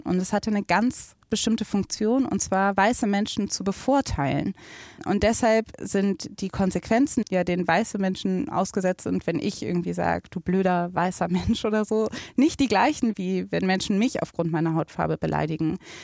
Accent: Germany; ich bin in Deutschland geboren, ich bin in Deutschland aufgewachsen

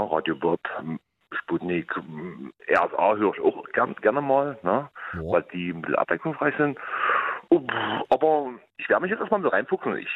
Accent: Dresden, Saxony, Germany; ich komme aus dem Wald, aus dem, aus dem Rand von Dresden, direkt aus dem Wald.

